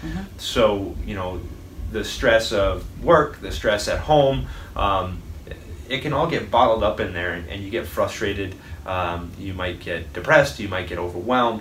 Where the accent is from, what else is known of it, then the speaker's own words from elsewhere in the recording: Fall River, Massachusetts, United States; also born or lived in Westport, Massachusetts; I grew up in Westport and Fall River, mm-hmm. Um, split time between both.